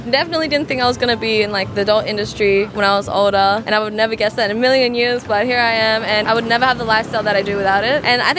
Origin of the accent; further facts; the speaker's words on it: Australia; I'm 22, I'm from Australia